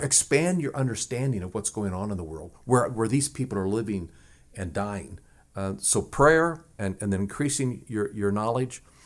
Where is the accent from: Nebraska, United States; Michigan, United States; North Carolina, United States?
Nebraska, United States; where I grew up in Nebraska was just a few miles away from the Winnebago Reservation and the Omaha Reservation.